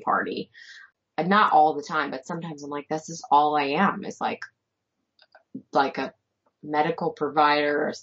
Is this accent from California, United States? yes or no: no; Bucks County, Pennsylvania, United States; moved away as an adult; also born or lived in Maryland; now in Carroll County, Maryland, United States; I grew up outside of Bucks County, or in Bucks County, Pennsylvania, which is outside of Philly